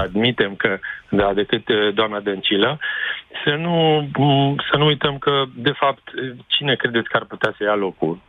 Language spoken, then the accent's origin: Romanian; Timișoara, Timiș County, Romania; ca și Timișorean